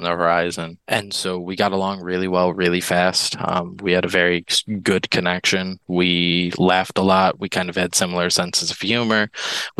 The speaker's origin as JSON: {"language": "English", "region": "Midwest", "country": "United States", "tie": "born or raised there", "said": "I grew up in the Midwest"}